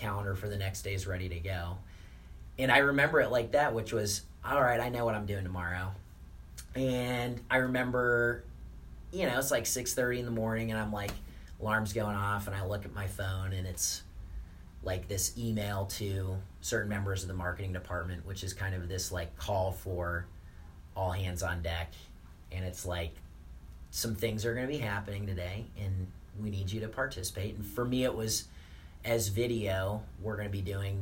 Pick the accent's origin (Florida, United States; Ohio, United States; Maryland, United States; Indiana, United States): Indiana, United States; Indianapolis; I just moved a lot of my stuff to my parents' house because I'm from Indianapolis.